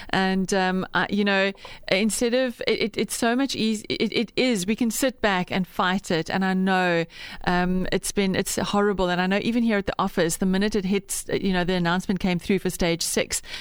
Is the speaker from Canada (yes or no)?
no; Bloemfontein, Free State, South Africa; I remember years ago um, when I was growing up in Bloem, we had an anthracite stove